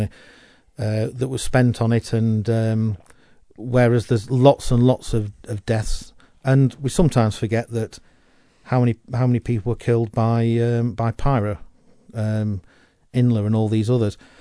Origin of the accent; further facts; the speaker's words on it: United Kingdom; We are British